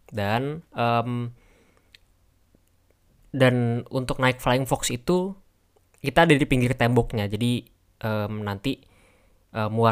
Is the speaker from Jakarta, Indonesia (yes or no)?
yes; Jakarta, Indonesia; kayak waktu SD gue ada di Tebet SMP gue ada di Rawamangun SMA gue ada di um, Pondok Kelapa jadi tempat main gue tuh kada beda-beda gitu